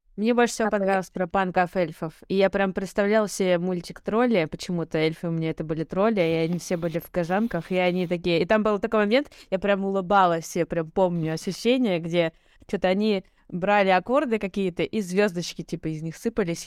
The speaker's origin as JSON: {"language": "Russian", "country": "Russia", "tie": "born or raised there", "said": "я родилась и выросла в России"}